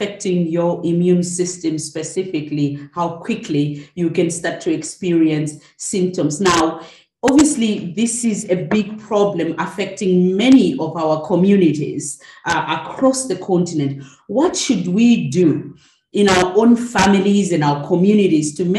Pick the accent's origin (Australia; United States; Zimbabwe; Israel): Zimbabwe; I'm from Zimbabwe